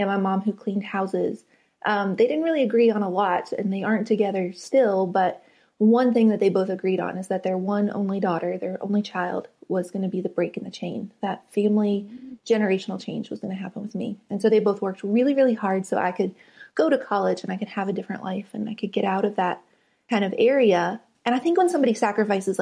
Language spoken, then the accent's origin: English; West Virginia, United States; moved away as an adult; I grew up in West Virginia on the very top of a mountain called Fenwick Mountain.